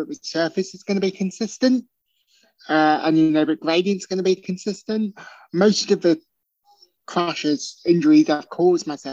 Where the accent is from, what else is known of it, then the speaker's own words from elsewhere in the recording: Birkenhead, North West England, United Kingdom; my hometown, from Birkenhead